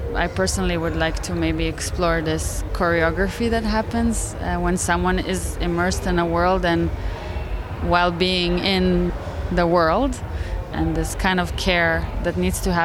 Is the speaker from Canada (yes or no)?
yes; Montreal, Quebec, Canada; And we're both from Montreal